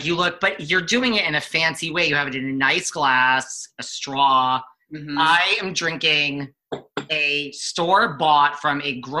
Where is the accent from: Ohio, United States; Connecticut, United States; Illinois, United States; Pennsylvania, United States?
Connecticut, United States; moved away; I'm from Connecticut originally.